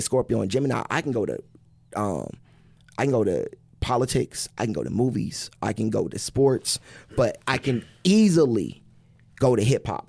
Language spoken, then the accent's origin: English; Wichita, Kansas, United States; I'm from Wichita